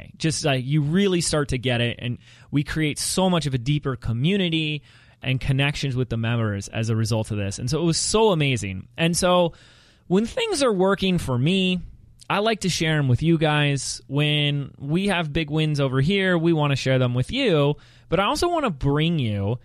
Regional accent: Laguna Beach, California, United States; my hometown of Laguna Beach, California

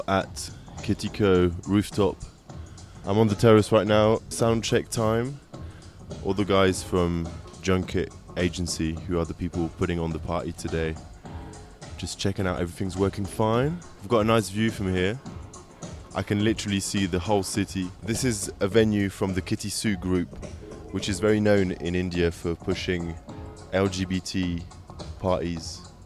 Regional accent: England, United Kingdom; I'm an English radio presenter, producer, and club DJ

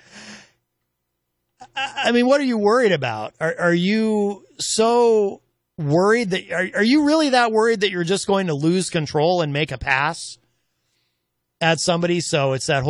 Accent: New England, United States; I'm from New England

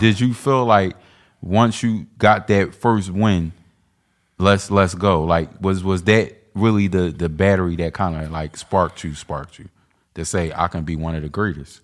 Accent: Philadelphia, Pennsylvania, United States; I'm from twentieth and McAllen

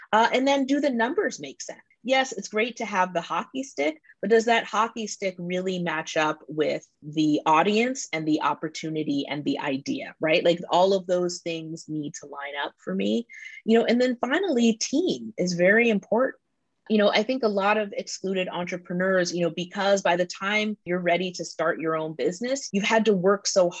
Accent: Washington, District of Columbia, United States; I'm from Washington, D.C.

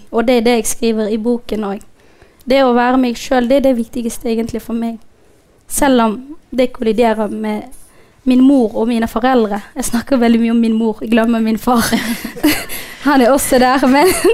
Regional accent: Somalia; also born or lived in Djibouti; now in Norway; jeg egentlig ikke er fra Somalia

